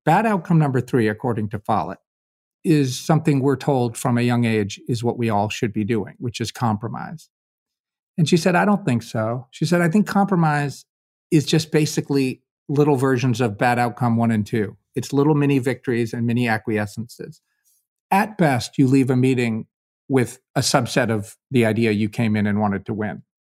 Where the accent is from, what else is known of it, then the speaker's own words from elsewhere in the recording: Kentucky, United States; I'm a volunteer from Kentucky